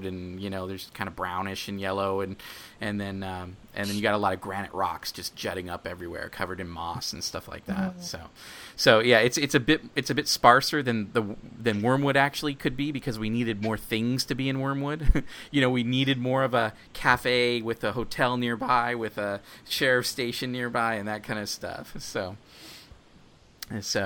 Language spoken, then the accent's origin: English; Penryn, California, United States; also born or lived in San Jose, California; the town that I grew up in, is a town called Penryn